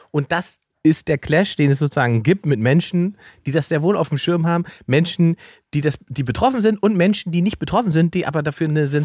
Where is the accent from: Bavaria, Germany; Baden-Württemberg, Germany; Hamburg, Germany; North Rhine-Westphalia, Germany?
Baden-Württemberg, Germany; Mannheim; born there; Ja, ich bin in Mannheim geboren. Genau. Eigentlich.